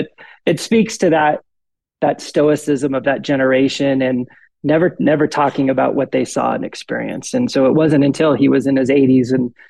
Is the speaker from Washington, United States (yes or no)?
no; Denver, Colorado, United States; also born or lived in Austin, Texas / Grand Forks, North Dakota; we moved back to Denver, where my mom was originally from when I was about 5 years old. And so I've really resided in the Denver metropolitan area.